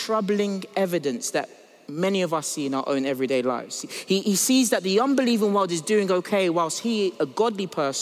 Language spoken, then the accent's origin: English; United States; I grew up in the States